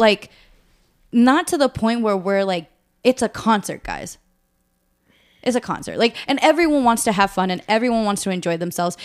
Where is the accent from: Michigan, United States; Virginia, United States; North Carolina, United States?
Virginia, United States; Northern; also born or lived in Monterey, California; grew up also here in the Nova area.